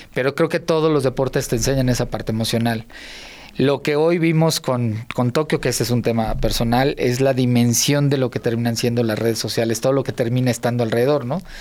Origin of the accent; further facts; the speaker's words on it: Unidad Cuauhtémoc, near Tlalnepantla, State of Mexico, Mexico; todo lo que vi un niño desde los cinco años en adelante, ahí lo aprendí